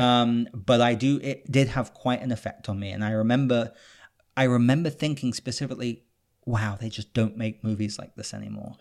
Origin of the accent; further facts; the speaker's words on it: United Kingdom; moved away; I'm British